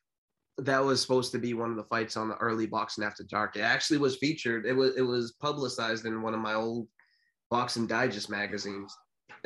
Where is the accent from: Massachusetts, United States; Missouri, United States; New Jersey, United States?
Massachusetts, United States; New Bedford; I'm from New Bedford, Mass